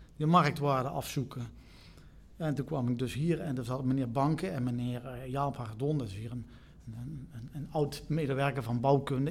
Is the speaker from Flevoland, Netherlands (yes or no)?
no; Eindhoven, North Brabant, Netherlands; ik kom uit Eindhoven. Oh. Dus, Eindhoven. Hier in Tongeren geboren en getogen